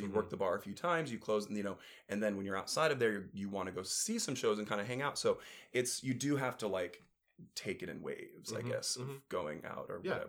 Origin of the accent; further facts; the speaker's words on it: Elyria, Ohio, United States; moved away; also born or lived in Chicago; I'm from Cleveland. Oh, lovely. Yeah, Cleveland area. Elyria.